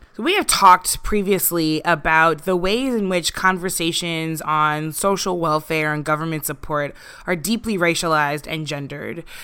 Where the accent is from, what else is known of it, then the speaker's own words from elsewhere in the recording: St. Louis, Missouri, United States; I grew up in Saint Louis